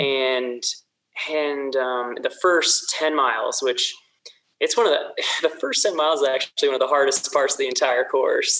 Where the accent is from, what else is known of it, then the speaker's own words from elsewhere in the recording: south of Sacramento, Central Valley of California, United States; moved away as an adult; also born or lived in Mammoth Lakes, California / Bend, Oregon; now in Salt Lake City, United States; I grew up in the Central Valley of California, so you know, just south Sacramento